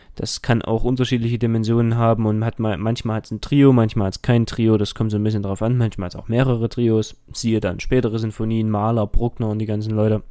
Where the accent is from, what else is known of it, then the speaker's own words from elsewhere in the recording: Dresden, Saxony, Germany; ich komme aus Dresden und gehe dort auch zur Schule